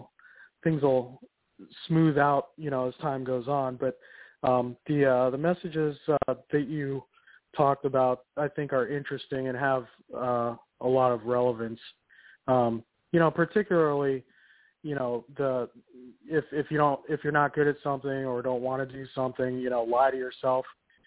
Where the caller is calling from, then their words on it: Portland, Oregon, United States; I'm calling from Portland, Oregon.